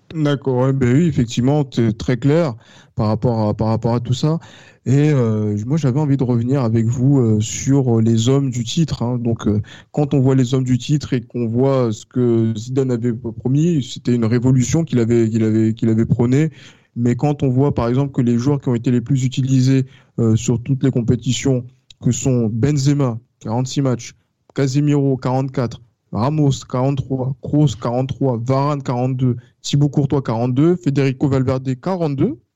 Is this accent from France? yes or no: yes; France; nous en tant que Français